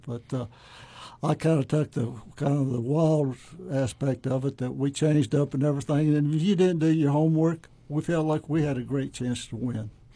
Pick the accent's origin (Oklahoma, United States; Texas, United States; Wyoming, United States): Oklahoma, United States; Thomas; now in Weatherford, United States; I grew up in Thomas, which is 20 miles north in, in Custer County